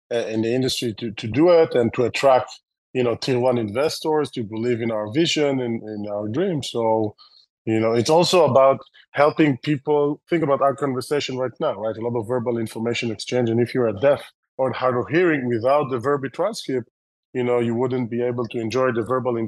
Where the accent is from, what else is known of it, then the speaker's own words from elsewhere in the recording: Israel; accent: Israeli; English is a second language; my terrible Israeli accent